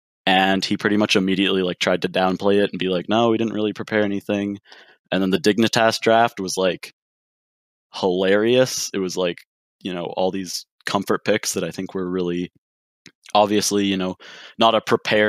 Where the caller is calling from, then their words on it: Regina, Saskatchewan, Canada; I'm calling from Regina, Saskatchewan.